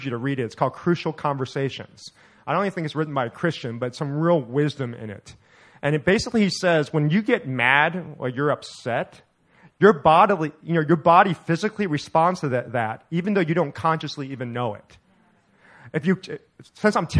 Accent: Orange County, California, United States; I'm from Orange County

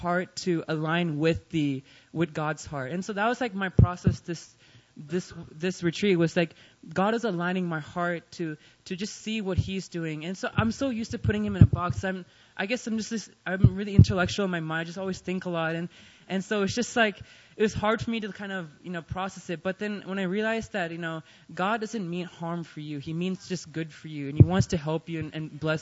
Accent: Texas, United States; moved away as an adult; now in Seoul, South Korea; I'm from Texas, like Brian.

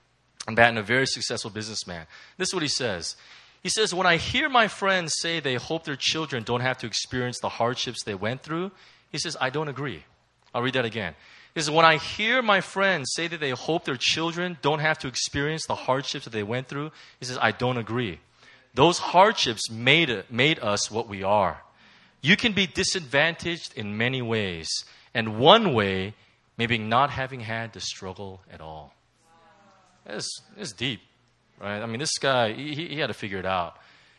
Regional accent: Hong Kong; Any case, I'm from Hong Kong.

